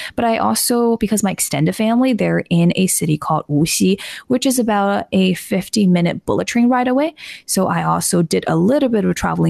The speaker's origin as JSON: {"language": "English", "town": "Toronto", "region": "Ontario", "country": "Canada", "tie": "born or raised there", "second_language": "English", "lives_now": "China", "said": "So I am Chinese Canadian. I was first born in China and then immigrated to Toronto with my parents at the age of 10. Did my undergrad, my master's in Canada, and then returned to China afterwards"}